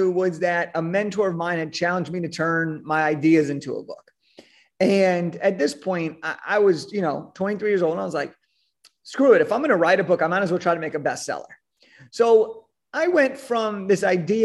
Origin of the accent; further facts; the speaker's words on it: Southern California, United States; I was born in Southern California